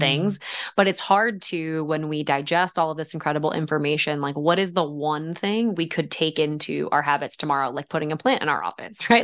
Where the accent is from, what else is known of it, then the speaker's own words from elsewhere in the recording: West Deptford, New Jersey, United States; also born or lived in Somers Point, New Jersey; now in Pocono Mountains, United States; I was born in Summers Point, New Jersey, and grew up just about an hour and twenty minutes west in West Upford, New Jersey, just outside of Philadelphia